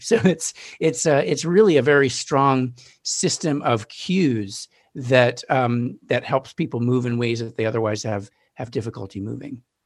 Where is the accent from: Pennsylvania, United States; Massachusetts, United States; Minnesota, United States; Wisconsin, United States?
Massachusetts, United States; Newton; now in Brooklyn, United States; I grew up in Newton, Massachusetts